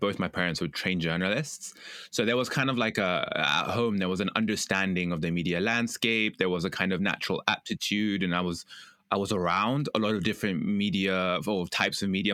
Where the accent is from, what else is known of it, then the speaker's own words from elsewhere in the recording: United Kingdom; I'm British